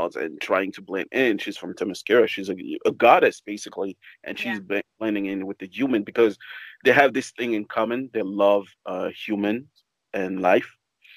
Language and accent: English; Gabon; I come from a country called Gabon.